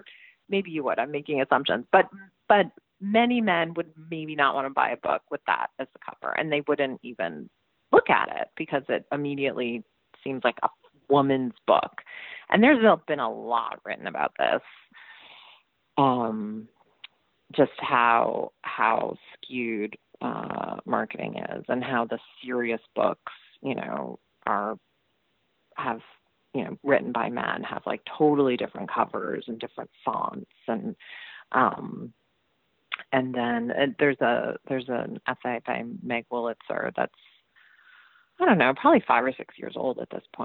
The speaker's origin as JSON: {"language": "English", "region": "Massachusetts", "country": "United States", "tie": "born or raised there", "said": "Massachusetts, which is my home state"}